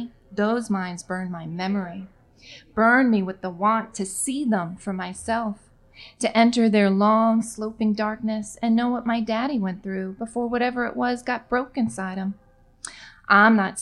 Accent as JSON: {"language": "English", "town": "New York City", "region": "New York", "country": "United States", "tie": "born or raised there", "moved": "as an adult", "lives_now": "Long Island, United States", "said": "I grew up in Queens, and my family has lived there for over 100 years"}